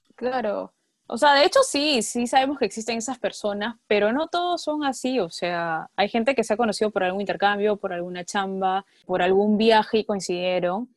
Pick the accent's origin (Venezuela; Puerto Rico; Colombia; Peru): Peru; en nuestro país, en Perú, porque somos peruanos, porque vivimos acá